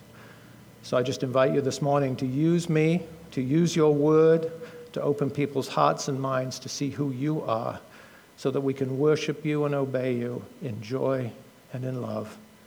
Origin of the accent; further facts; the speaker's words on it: United Kingdom; now in United States; being a Brit originally, although now an American citizen